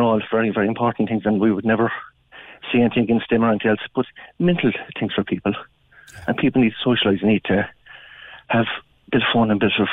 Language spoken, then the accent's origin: English; West Cork, Munster, Ireland; I'm from West Cork myself